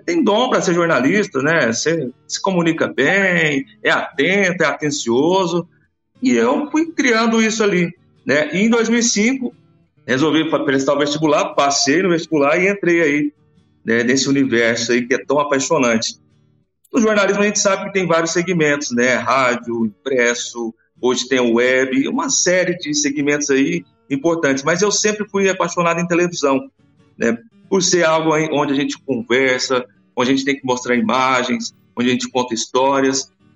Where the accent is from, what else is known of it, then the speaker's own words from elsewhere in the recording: Jataí, Goiás, Brazil; also born or lived in Goiânia / Anápolis; Eu sou natural de Jataí